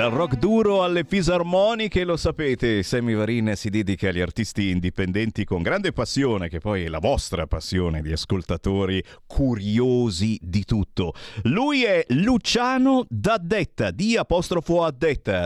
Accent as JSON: {"language": "Italian", "town": "Cassano Magnago", "region": "Lombardy", "country": "Italy", "said": "nella mia Cassano Magnago, in provincia di Varese"}